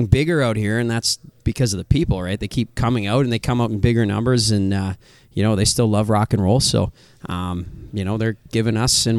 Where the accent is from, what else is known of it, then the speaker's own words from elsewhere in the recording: Saskatoon, Saskatchewan, Canada; we're not from here, you know, we're Western Canadian kids. And trust me, growing up out there, this is a different world, right? Like, and it's a long fucking way away from Saskatoon.